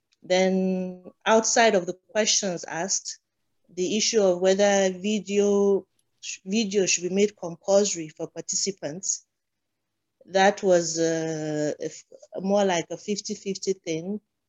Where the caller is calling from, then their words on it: Abuja, Federal Capital Territory, Nigeria; Abuja, Nigeria.